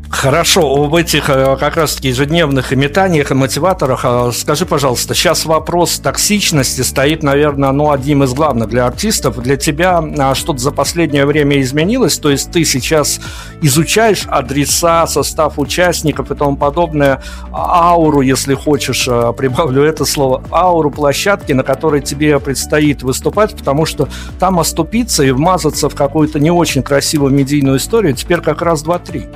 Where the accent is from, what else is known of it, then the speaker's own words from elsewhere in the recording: Belarus; я из Беларуси